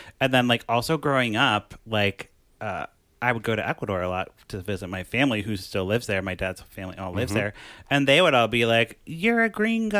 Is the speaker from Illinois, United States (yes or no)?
yes; Chicago, Illinois, United States; where are you from? And I was like, Chicago. And they're like, no, like, where are you from? And I'm like, like my dad's from Ecuador and they started speaking to me in Spanish. I'm like, I don't speak Spanish